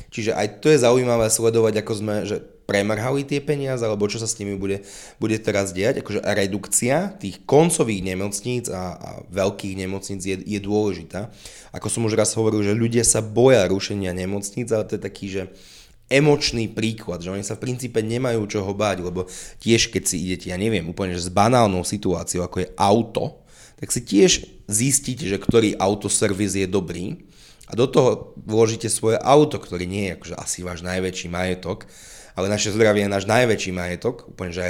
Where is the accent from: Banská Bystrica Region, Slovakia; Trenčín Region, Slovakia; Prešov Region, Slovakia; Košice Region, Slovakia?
Prešov Region, Slovakia; Levoča; ja opäť som z Levoča